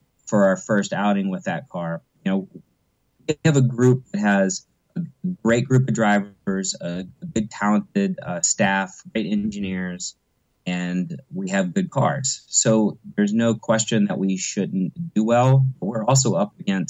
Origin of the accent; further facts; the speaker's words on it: United States; an American driver who coincidentally has some Dutch heritage